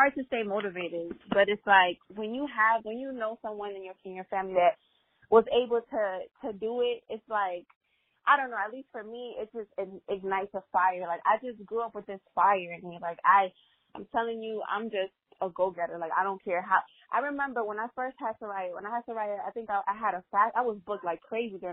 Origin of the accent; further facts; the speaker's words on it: Honduras; first language Spanish; English is a second language; moved away; also born or lived in Miami, United States / Belize; I was born in Miami, but I was raised in Honduras most of my life in Belize